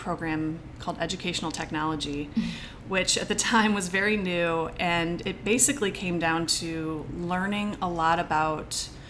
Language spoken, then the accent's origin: English; St. Louis, Missouri, United States; I'm from St. Louis